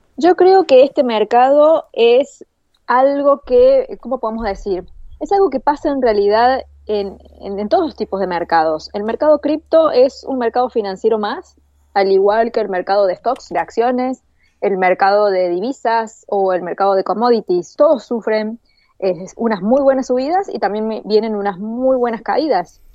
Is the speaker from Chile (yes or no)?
no; Argentina; Acá en Argentina